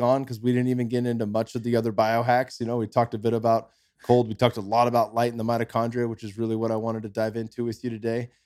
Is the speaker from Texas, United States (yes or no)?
no; California, United States; moved away as an adult; now in Austin, United States; we're from California. My son's born in California, same near, right down the street from where I was